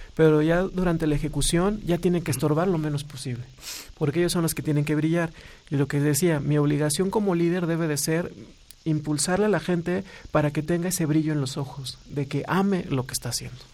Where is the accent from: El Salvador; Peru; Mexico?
Mexico; como mexicanos